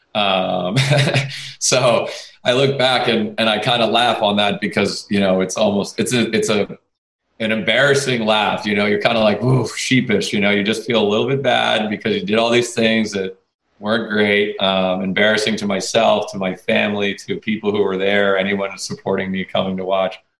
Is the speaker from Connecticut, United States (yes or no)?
yes; Connecticut, United States; I went to Fairfield U because I'm from Connecticut